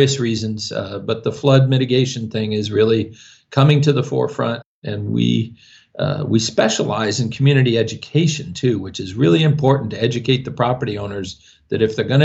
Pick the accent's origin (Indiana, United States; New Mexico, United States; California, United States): New Mexico, United States; Albuquerque; I am from Albuquerque